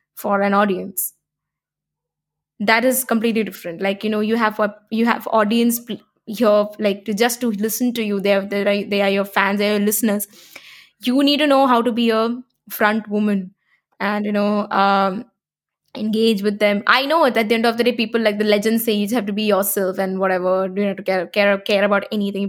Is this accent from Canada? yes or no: no; Kerala, India; I'm a South Indian, I'm from Kerala.